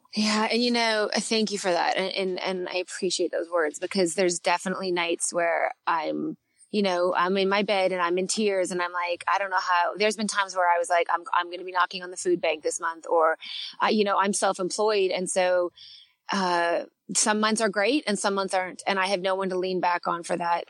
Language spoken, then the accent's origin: English; Canada; accent: Canadian; my Canadian accent